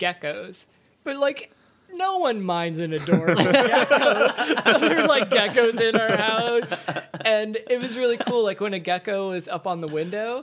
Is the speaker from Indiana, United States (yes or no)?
yes; Indiana, United States; born or raised there; also born or lived in Maui, Hawaii